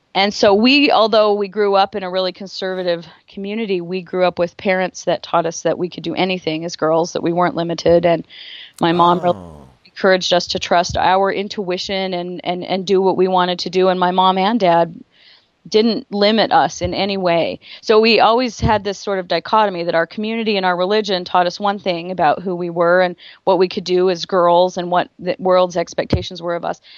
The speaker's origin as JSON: {"language": "English", "town": "Rexburg", "region": "Idaho", "country": "United States", "tie": "born or raised there", "also_born_or_lived": "Driggs, Idaho", "said": "I was born in Driggs, Idaho"}